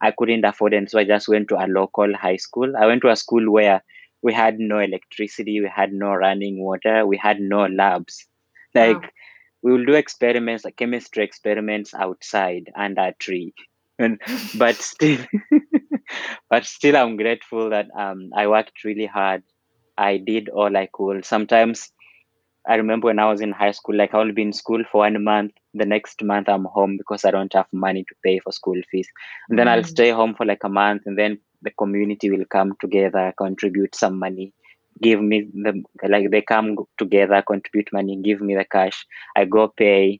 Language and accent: English; Mumias, Kakamega County, Kenya; English is a second language; moved away as an adult; also born or lived in Ohio, United States; now in Iowa City, United States; I'm from Western Kenya, close to the border with Uganda, a town called Mumias. And then, so I grew up in Mumias.